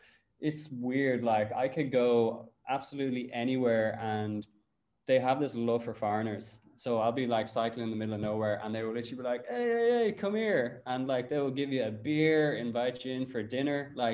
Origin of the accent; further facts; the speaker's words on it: Cabinteely, Leinster, Ireland; We built these kind of mountain bike tracks in Cabinteely Park.